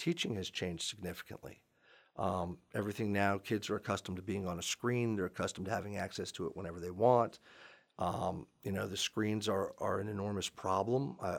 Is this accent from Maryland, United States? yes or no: yes; Gaithersburg, Maryland, United States; I grew up in Gaithersburg. My dad worked in a law firm down in D.C.